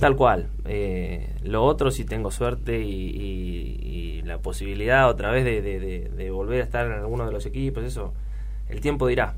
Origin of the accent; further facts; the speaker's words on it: Luján, Buenos Aires Province, Argentina; soy un pibe de Luján de toda la vida.